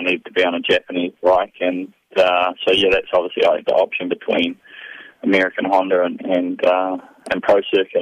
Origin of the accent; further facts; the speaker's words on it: New Zealand; moved away as an adult; I grew up and growing up in New Zealand